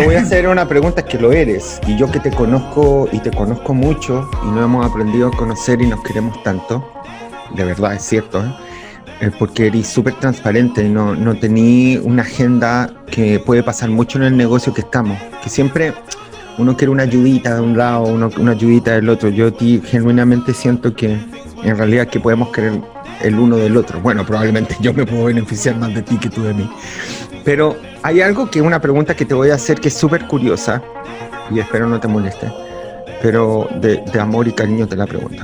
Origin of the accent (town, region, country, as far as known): Chile